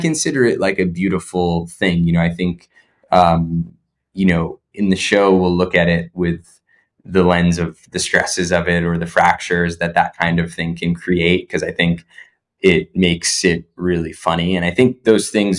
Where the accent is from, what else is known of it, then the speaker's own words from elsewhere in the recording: New Jersey, United States; we grew up in Jersey